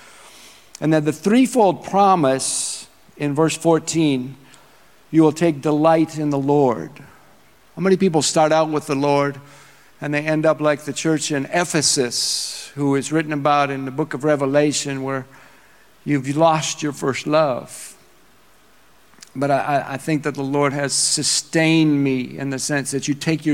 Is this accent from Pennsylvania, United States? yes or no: no; Minnesota, United States; moved away; I am from Minnesota.